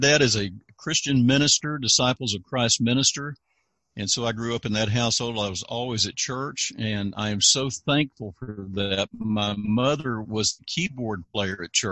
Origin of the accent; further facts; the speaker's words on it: Fayetteville, North Carolina, United States; also born or lived in Cisco, Texas; now in Texas, United States; Fayetteville, North Carolina, next to Fort Bragg, North Carolina, and I was actually born in Cisco, Texas